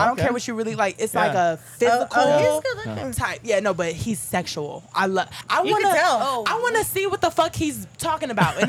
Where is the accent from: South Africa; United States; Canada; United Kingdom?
United States; the Bay Area, California; moved away as an adult; I'm from the Bay.